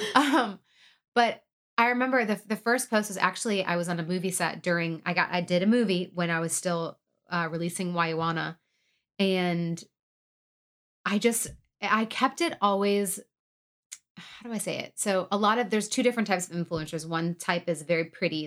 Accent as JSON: {"language": "English", "area": "outside Detroit", "region": "Michigan", "country": "United States", "moved": "yes", "said": "I am from Michigan. I say Detroit, but really I'm, uh, from the outside Detroit"}